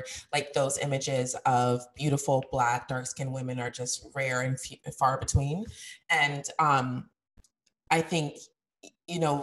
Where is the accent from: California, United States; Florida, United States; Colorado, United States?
Colorado, United States; I grew up in Colorado, which was extremely white